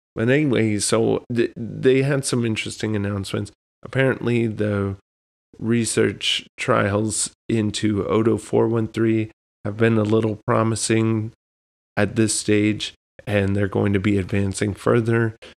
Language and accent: English; South Texas, United States; now in New England, United States; growing up in Texas, where it seemed like it was just hot for ten months out of the year